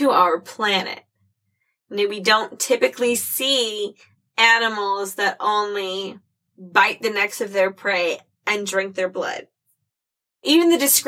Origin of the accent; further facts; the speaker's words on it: Missouri, United States; growing up in Missouri